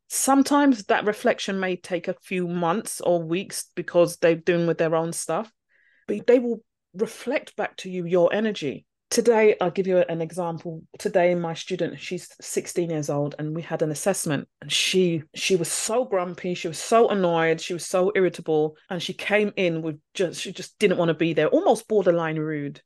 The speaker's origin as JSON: {"language": "English", "region": "London", "country": "United Kingdom", "said": "I'm from London."}